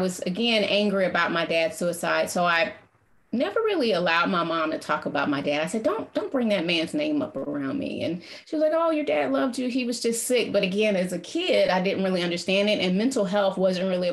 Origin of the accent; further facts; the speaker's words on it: Atlanta, Georgia, United States; growing up in Atlanta was a special place